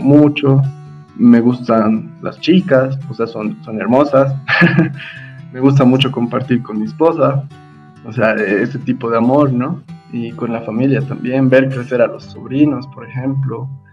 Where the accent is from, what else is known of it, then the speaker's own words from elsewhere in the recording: La Paz, Bolivia; yo nací aquí en La Paz, la mayor parte de mi vida la, la viví, la vivo acá en La Paz